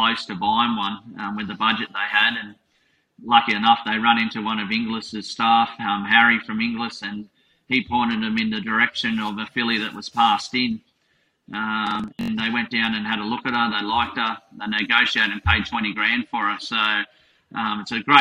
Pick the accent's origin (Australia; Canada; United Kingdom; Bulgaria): Australia; Maroochydore, Queensland; moved away as an adult; also born or lived in Canberra; my hometown of Maroochydore